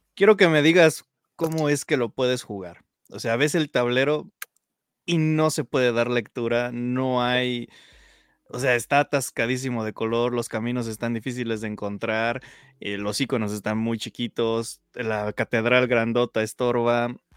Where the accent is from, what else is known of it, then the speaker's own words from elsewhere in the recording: Mexico; como buen mexicano